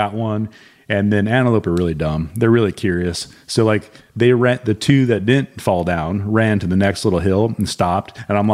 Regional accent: Montana, United States; moved away as an adult; as a kid growing up in Montana.

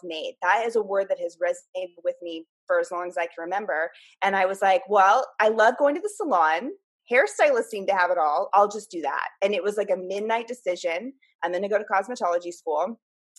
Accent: Half Moon Bay, California, United States; also born or lived in Menlo Park, California / San Jose, California; I grew up in Half Moon Bay. So I went to elementary school through high school out here.

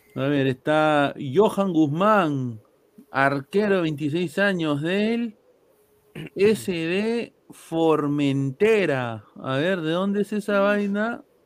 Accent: Peru; yo nací en Perú

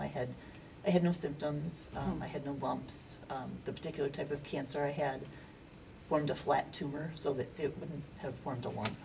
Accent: Aurora, Illinois, United States; I am a lifelong resident of Aurora

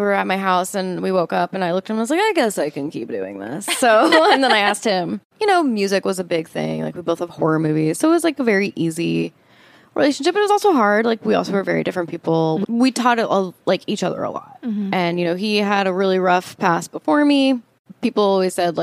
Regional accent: South Orange County, California, United States; I grew up in South Orange County

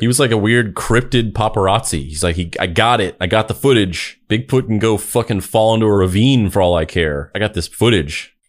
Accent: Roswell, New Mexico, United States; I grew up in Roswell, fucking New Mexico. That is my hometown that I grew up

